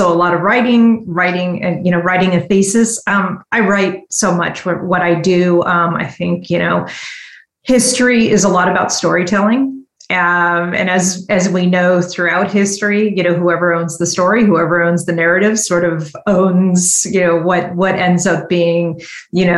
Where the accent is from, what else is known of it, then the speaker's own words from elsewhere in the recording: San Francisco Bay Area, California, United States; also born or lived in Washington, D.C. / San Diego; I grew up here in the San Francisco Bay Area, though I've had an opportunities to live in Washington, D.C., in San Diego.